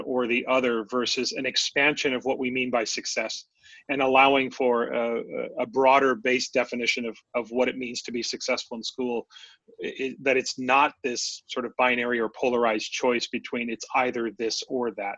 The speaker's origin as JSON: {"language": "English", "region": "West Coast", "country": "United States", "tie": "born or raised there", "said": "Growing up on the West Coast"}